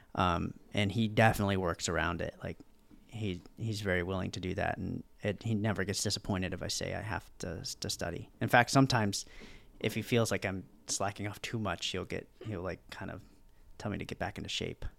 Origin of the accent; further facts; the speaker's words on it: Virginia, United States; moved away as an adult; now in Fort Lauderdale, United States; I'm from Virginia